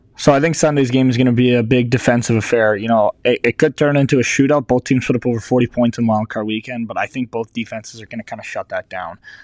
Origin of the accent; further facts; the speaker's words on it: Canada; being Canadian